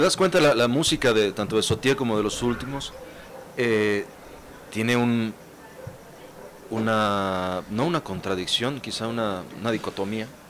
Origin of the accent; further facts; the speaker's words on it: Tapachula, Chiapas, Mexico; Mampo en mi pueblo, que es Tapachula, Chiapas.